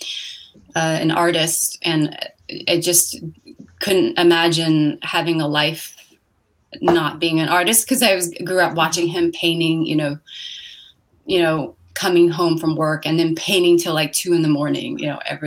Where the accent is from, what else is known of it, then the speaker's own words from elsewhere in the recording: San Francisco, California, United States; also born or lived in Hong Kong / Oregon; I was born in a small village outside of Hong Kong, and I lived there for the first 7 years of my life. And then we moved to this country, and I grew up in San Francisco for the rest of that time